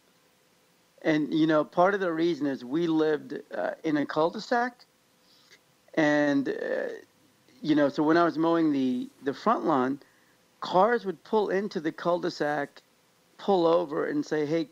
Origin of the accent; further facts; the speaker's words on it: Overland Park, Kansas, United States; now in California, United States; I grew up in Overland Park, Kansas, which is a suburb on the Kansas side of the Kansas-Missouri border where Kansas City lies.